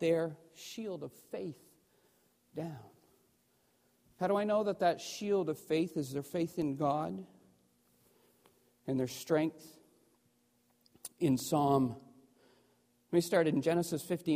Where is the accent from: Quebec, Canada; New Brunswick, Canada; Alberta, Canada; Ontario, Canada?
New Brunswick, Canada; I grew up in New Brunswick, just up the road